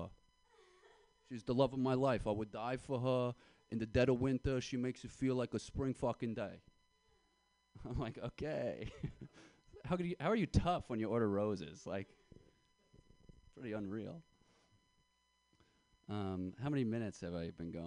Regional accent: Yonkers, New York, United States; now in Brooklyn, United States; I'm from Yonkers, New York

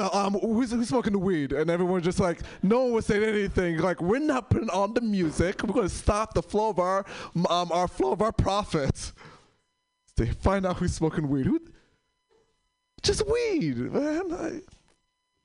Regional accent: New York, United States; also born or lived in San Francisco; now in Portland, United States; I'm from New York

